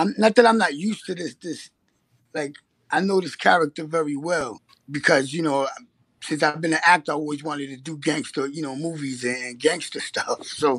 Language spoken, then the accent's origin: English; Bronx, New York, United States; I'm in the Bronx, BX.